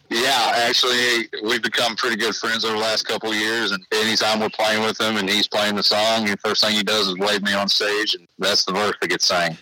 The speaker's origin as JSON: {"language": "English", "region": "Oklahoma", "country": "United States", "said": "I'm really from Oklahoma"}